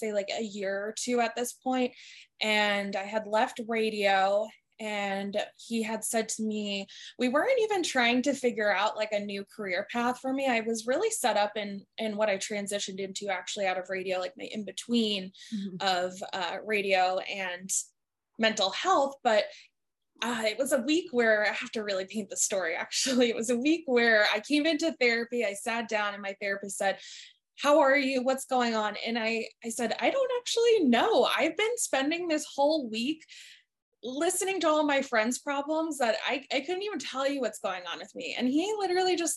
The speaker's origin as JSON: {"language": "English", "region": "New Jersey", "country": "United States", "tie": "born or raised there", "also_born_or_lived": "Staten Island, New York", "moved": "as an adult", "lives_now": "Los Angeles, United States", "said": "I'm originally born and raised in New Jersey"}